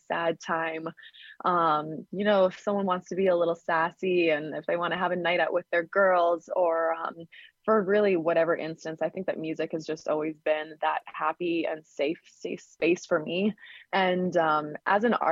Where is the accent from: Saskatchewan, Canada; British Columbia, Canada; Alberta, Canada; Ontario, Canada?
Saskatchewan, Canada; I played at lots of just showcases and talent shows around my hometown and province. I'm in Canada, Saskatchewan